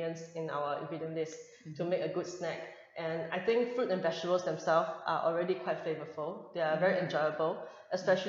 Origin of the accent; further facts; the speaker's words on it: Hong Kong; moved away; also born or lived in Singapore; I grew up in Hong Kong. Originally, and then I did my studies in Singapore as well